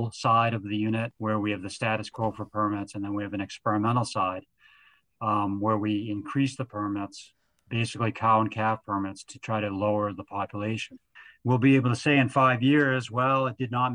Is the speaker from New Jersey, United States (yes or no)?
no; New Hampshire, United States; now in Maine, United States; I grew up in New Hampshire